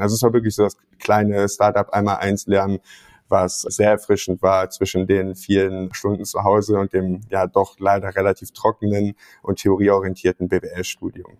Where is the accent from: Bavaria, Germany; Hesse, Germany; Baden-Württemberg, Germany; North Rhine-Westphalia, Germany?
North Rhine-Westphalia, Germany; Mönchengladbach; moved away as an adult; also born or lived in Münster; bin in Gladbach groß geworden und habe da 2018 Abitur gemacht